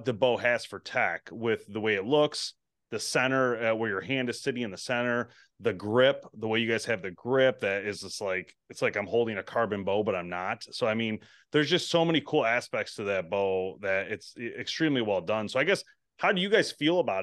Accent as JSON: {"language": "English", "region": "Michigan", "country": "United States", "said": "We're from Michigan."}